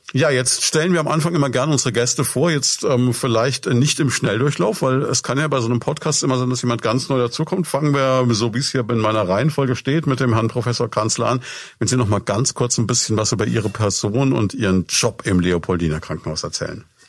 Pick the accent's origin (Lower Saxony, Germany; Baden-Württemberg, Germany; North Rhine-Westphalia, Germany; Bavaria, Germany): Bavaria, Germany; Würzburg; ich bin selber auch Würzburger